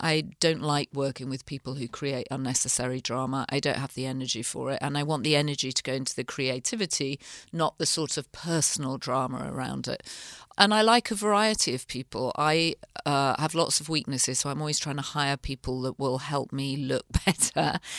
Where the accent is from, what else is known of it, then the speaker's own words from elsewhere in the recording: north of England, United Kingdom; moved away as an adult; also born or lived in London; now in United States; I grew up in the north of England